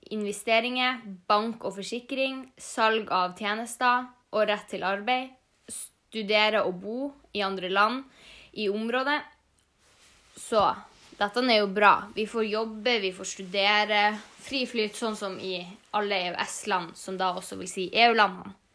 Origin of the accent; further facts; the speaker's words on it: Norway; Vi har en ganske europeisk kultur, selv om vi er jo norsk